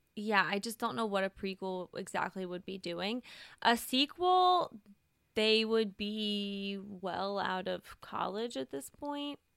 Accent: the South, United States; I'm from the South

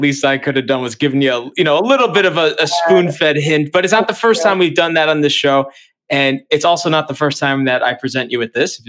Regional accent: Long Island, New York, United States; I grew up in Long Island.

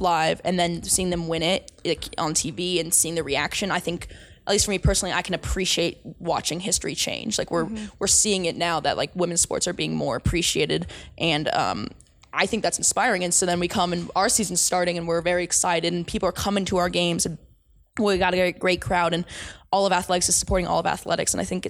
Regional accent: United States; But, you know, I'm American, so let's go USA.

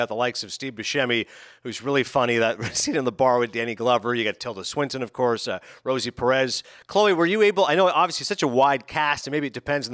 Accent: Canada; Being Canadian

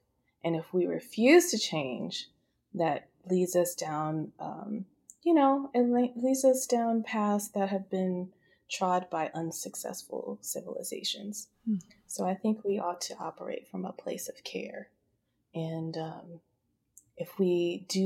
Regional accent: United States; I served my country. I was in the Navy for 5 years. So I'm American too.

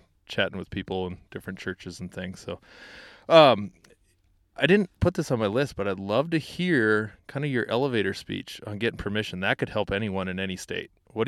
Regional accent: South Dakota, United States; I personally have moved back to South Dakota, my home state

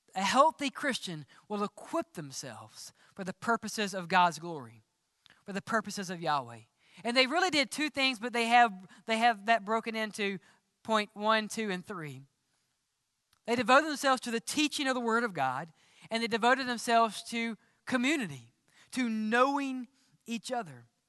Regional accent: Mississippi, United States; accent: southern; Growing up in Mississippi, we always said cheering

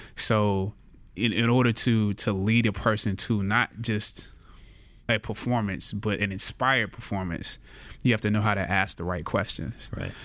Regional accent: Anderson, South Carolina, United States; I was born and raised in Anderson, South Carolina, relatively small town

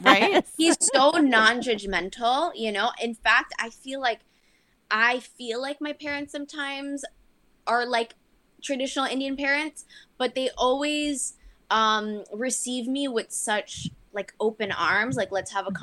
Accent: Miami, Florida, United States; also born or lived in St. Thomas, U.S. Virgin Islands; I grew up in Miami

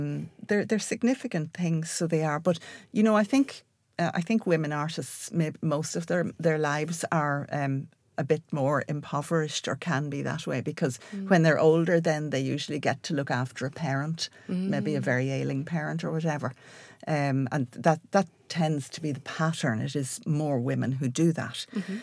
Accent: Ireland; the response to even being Irish when you go over there is extraordinary, isn't it?

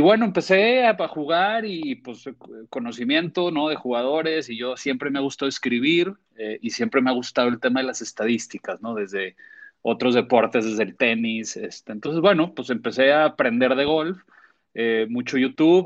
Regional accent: Torreón, Coahuila, Mexico; moved away as an adult; now in Monterrey, Mexico; yo soy tenista de niño en Torreón por mi papá

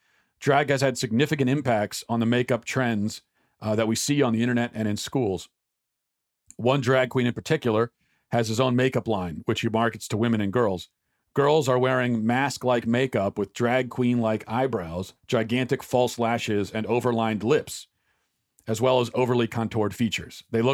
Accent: Atlanta, Georgia, United States; I grew up in Atlanta, Georgia, the Old South in the 80s and 90s.

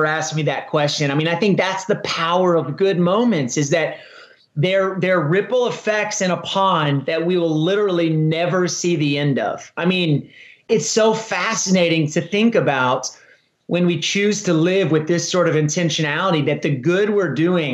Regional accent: Texas, United States; I started a marathon in my hometown, which has become one of the most popular marathons in the state of Texas

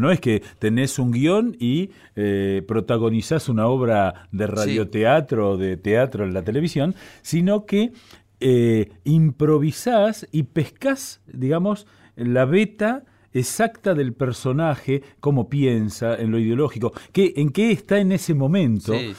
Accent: Buenos Aires, Argentina; yo soy porteño, he nacido aquí

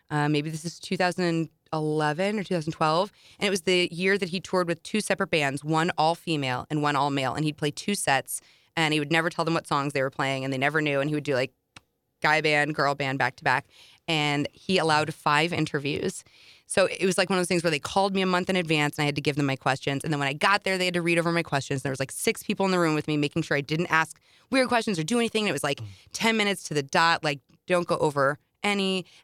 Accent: St. Louis, Missouri, United States; from St. Louis, Missouri."

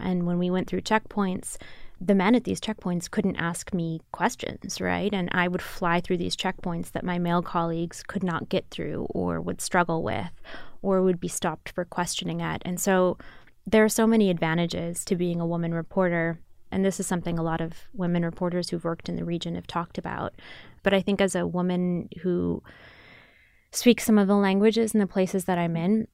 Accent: Grand Rapids, Michigan, United States; moved away as an adult; also born or lived in Pakistan; I grew up in Grand Rapids, Michigan.

